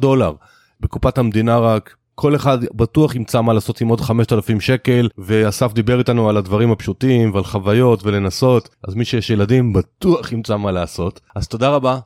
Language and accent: Hebrew; Israel; אנחנו ישראלים